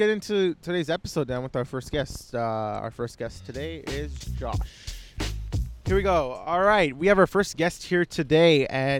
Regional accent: Markham, Ontario, Canada; I grew up in Markham.

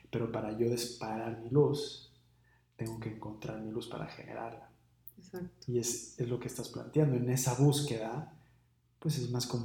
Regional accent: Seattle, Washington, United States; Como crecí en Seattle y vivo en Seattle y mi familia es en Seattle y mis amigos es en Seattle y mi trabajo es en Seattle, entonces pues me tengo que quedar en Seattle.

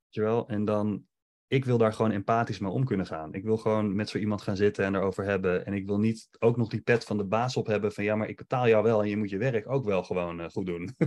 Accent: Netherlands; wij als Nederlanders

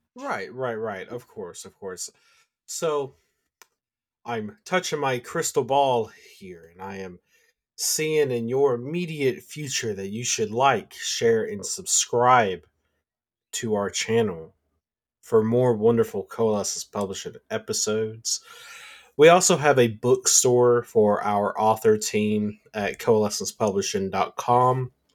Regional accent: the South, United States; I'm from the South

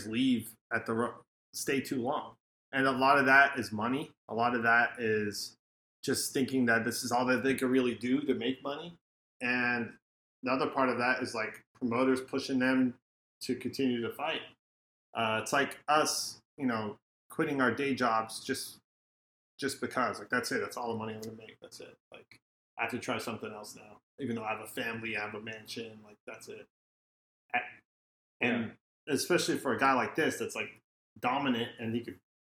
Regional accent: United States; we're American fans

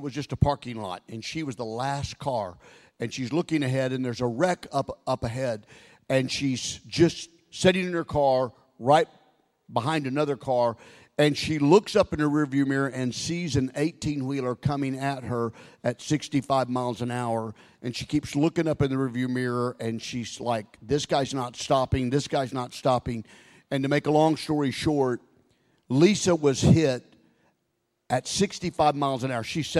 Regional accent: Oklahoma, United States; also born or lived in Texas; I grew up in Texas, born in Texas, raised in Oklahoma

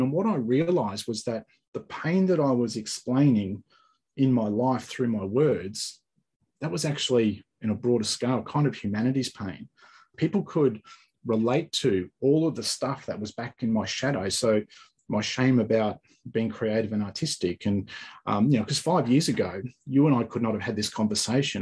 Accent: Australia; also born or lived in Sunshine Coast, Queensland; I talk a bit different to you. So um, I'm from Australia

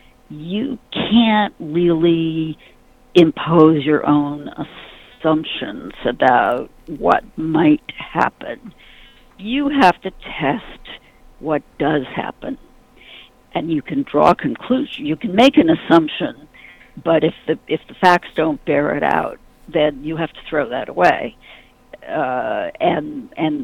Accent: New York, United States; I'm a New Yorker.

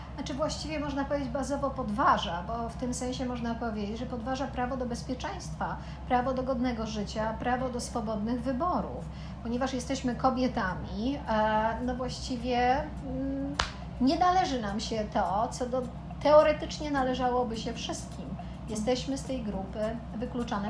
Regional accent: Poland; Pochodzimy z Polski

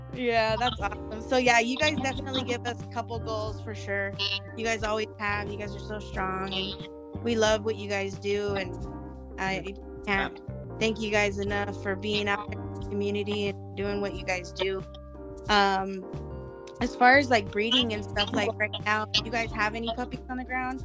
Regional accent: Wyoming, United States; moved away; I'm from Wyoming originally

